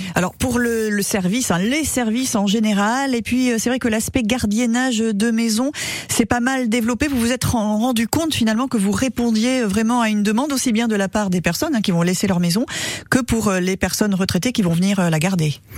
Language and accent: French; Sarthe, Pays de la Loire, France; chez nous, en Sarthe